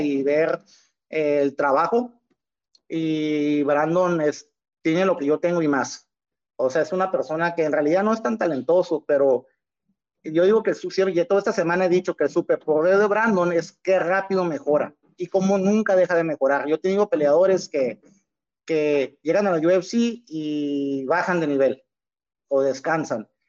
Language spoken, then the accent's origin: Spanish; Tijuana, Baja California, Mexico; como tijuanense, como mexicano